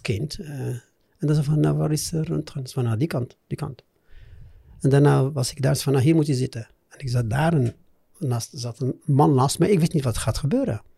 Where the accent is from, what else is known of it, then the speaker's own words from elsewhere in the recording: Morocco; Dutch is a second language; moved away as an adult; also born or lived in Amsterdam, Netherlands / Meknes, Morocco; Ik eh, ben opgegroeid in Marokko eh, en ik heb ook mijn schoolcarrière in Marokko